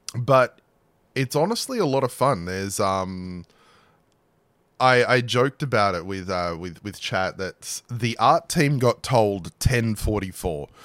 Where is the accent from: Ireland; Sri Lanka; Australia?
Australia; I grew up in Australia